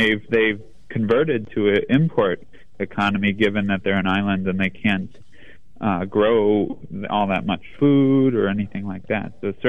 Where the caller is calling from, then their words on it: New York, United States; That's correct. I'm calling in from Brooklyn.